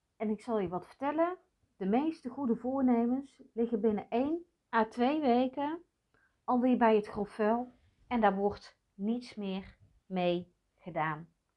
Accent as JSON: {"language": "Dutch", "region": "North Brabant", "country": "Netherlands", "tie": "born or raised there", "said": "meisje geboren in de jaren zeventig in katholiek Brabant"}